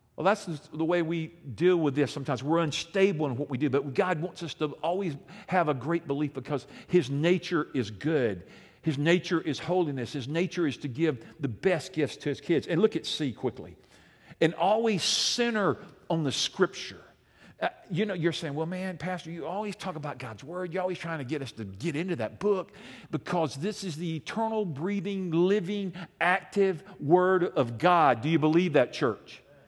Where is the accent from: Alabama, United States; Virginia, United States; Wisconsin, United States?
Alabama, United States; I'm from Alabama